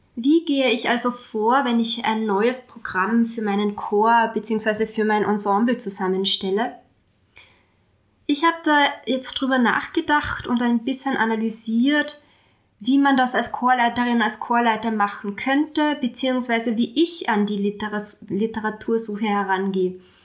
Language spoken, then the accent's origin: German; Austria; hier bei uns in Österreich